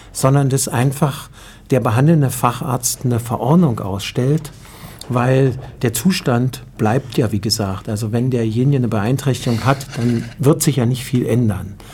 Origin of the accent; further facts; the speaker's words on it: Germany; also wir, ich, ich komme nun aus Deutschland, muss ich dazu sagen, dann schaue ich immer nach Deutschland.